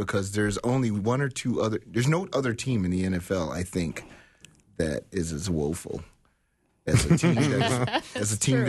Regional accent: Detroit, Michigan, United States; Thing one is, as growing up in Detroit, because I was bored in the postseason because I didn't have anybody to root for, I adopted Fran Tarkenton and Chuck Foreman and Sammy White.

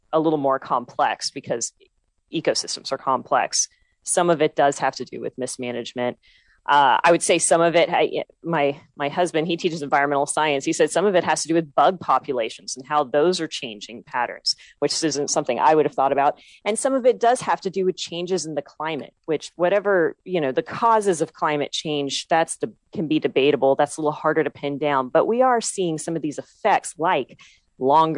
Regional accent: Texas, United States; my home state of Texas

